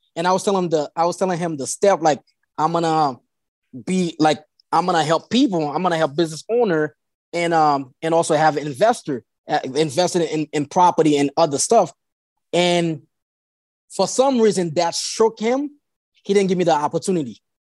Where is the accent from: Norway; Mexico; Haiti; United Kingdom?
Haiti; English is a second language; now in Delaware, United States; I was born in Haiti